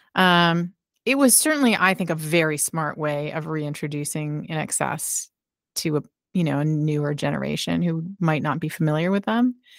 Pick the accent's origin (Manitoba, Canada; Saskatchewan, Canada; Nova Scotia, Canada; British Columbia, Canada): Nova Scotia, Canada; Halifax; rock radio show in Halifax, my hometown.